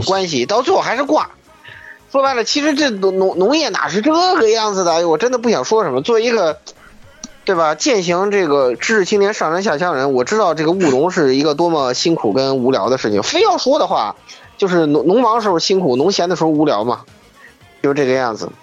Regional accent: China; 作为中国人看

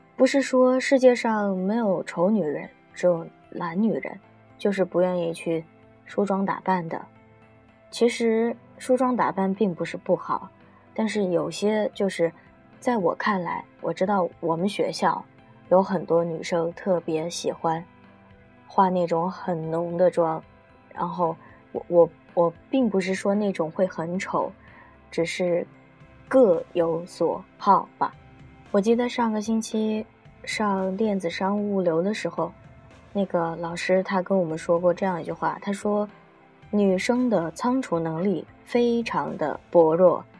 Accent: China; 我们中国人

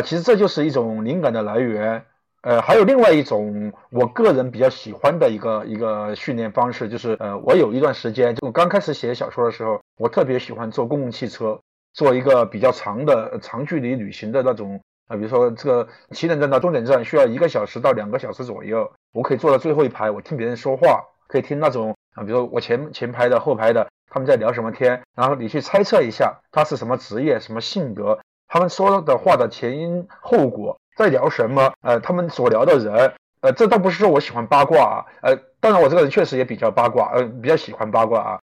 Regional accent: Chongqing, China; moved away as an adult; now in Beijing, China; 我是一个重庆人，虽然已经在北京打拼了十年了，但是我的口音还是改不了

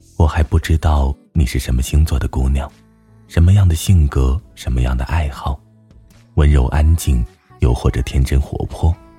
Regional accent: northern China, China; moved away; 作为北方人，我正在经历一个没有雪的冬天

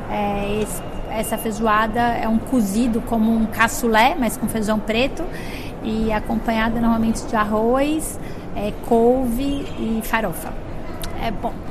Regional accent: Bahia, Brazil; also born or lived in Trancoso / England / Paris; now in São Paulo, Brazil; Eu venho do Nordeste da Bahia

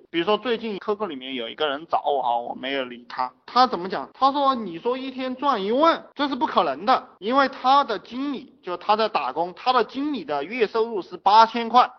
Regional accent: China; 我们中国人

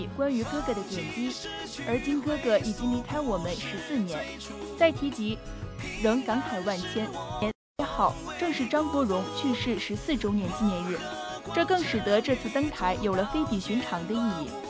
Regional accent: Shaanxi, China; 我作为陕西人，对白鹿原有着独特情感。这次我们一定要原味的陕西风味。

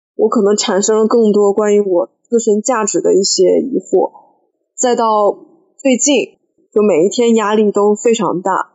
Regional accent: Harbin, Heilongjiang, China; now in Hangzhou, China; 我是哈尔滨人，目前在杭州工作

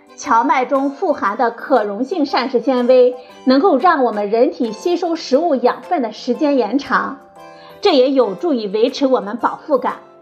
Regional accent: China; 我们中国人大米吃得多

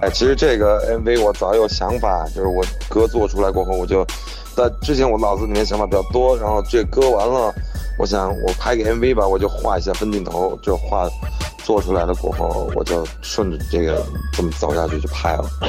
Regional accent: Chengdu, Sichuan, China; 我是来自成都，四川成都的

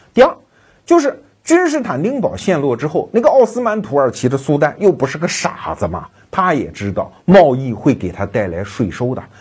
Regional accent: China; 我们中国人凭什么就没有大航海呢

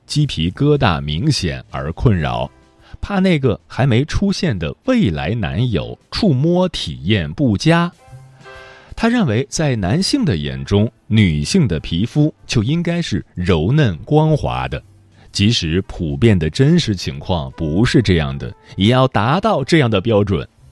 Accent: Tianjin, China; 我是天津人

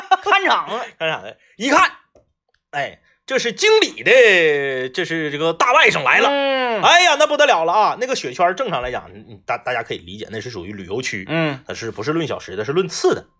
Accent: Fushun, Liaoning, China; 我老家在这个

